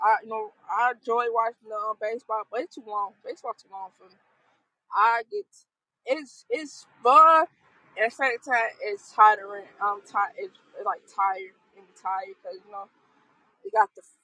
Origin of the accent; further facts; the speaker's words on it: Chicago, Illinois, United States; I'm from South Side Chicago